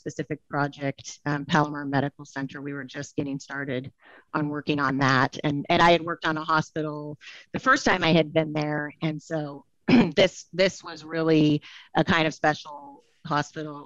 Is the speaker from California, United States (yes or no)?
yes; Central Valley, California, United States; I grew up in the Central Valley, a large family